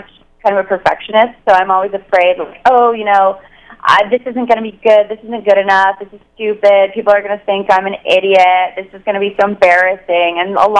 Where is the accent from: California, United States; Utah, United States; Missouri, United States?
California, United States; Northern; now in Los Angeles, United States; I'm such a California girl. I grew up in NorCal.